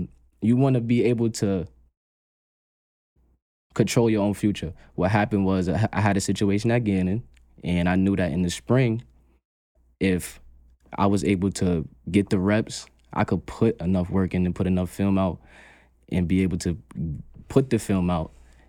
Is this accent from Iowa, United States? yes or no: no; Brooklyn, New York, United States; I'm from New York. I'm from Brooklyn.